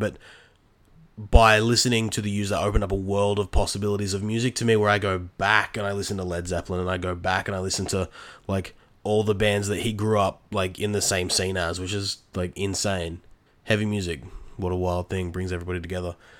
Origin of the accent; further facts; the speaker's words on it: Australia; I grew up in Australia my entire life.